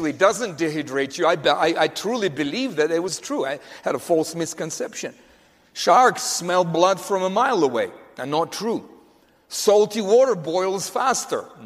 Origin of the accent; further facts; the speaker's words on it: Russia; growing up in Russia, in the Soviet Union, Soviet Russia